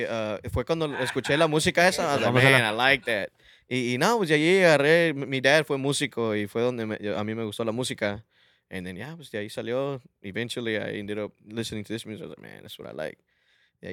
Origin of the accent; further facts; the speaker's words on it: Dallas, Texas, United States; Mi jefe es de Michoacán. Mi mamá de San Luis Potosí. I was born here in Dallas.